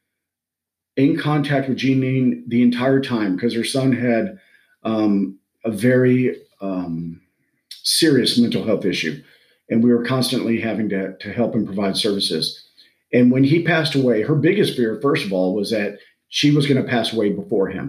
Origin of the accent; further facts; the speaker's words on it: Texas, United States; I'm from Texas